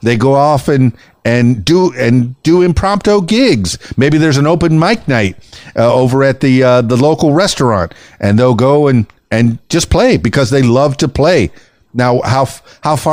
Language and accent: English; Miami, Florida, United States; first language Spanish; English is a second language; now in Arkansas, United States; I was born and raised in Miami, you know, but I'm losing my Spanish since I moved to Arkansas